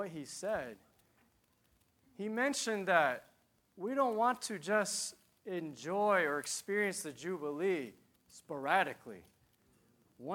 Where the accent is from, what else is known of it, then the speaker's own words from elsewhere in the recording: Piscataway, New Jersey, United States; I'm from New Jersey, Piscataway.